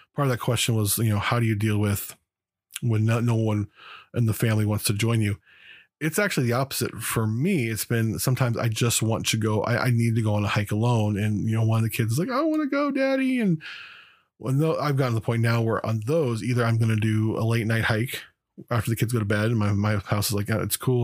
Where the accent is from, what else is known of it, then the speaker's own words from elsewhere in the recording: United States; also born or lived in Los Angeles, California / Las Vegas, Nevada; now in Oregon, United States; I grew up in Southern California and Southern Nevada, in Los Angeles and Las Vegas